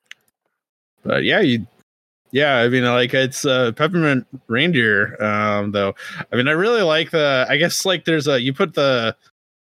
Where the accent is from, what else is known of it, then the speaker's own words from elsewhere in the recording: Midwest, United States; us Midwesterners